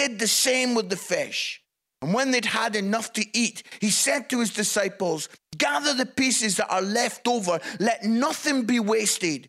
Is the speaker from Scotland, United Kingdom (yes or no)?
yes; Scotland, United Kingdom; also born or lived in Yorkshire; now in Nottingham, United Kingdom; it's great being Scottish, living in England